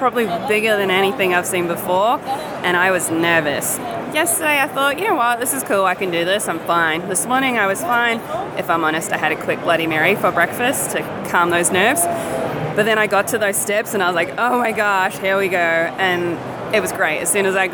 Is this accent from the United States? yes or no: no; New Zealand; accent: Kiwi; I have a Kiwi accent